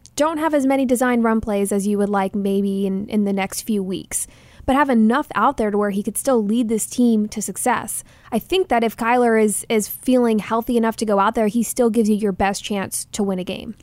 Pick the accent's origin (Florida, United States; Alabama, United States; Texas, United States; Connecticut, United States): Texas, United States; now in Arizona, United States; Rangers are my hometown team